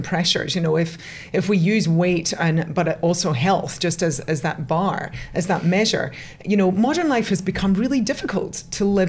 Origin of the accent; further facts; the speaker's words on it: Scotland, United Kingdom; moved away as an adult; now in Sydney, Australia; You can hear from my accent. I'm originally a Scot.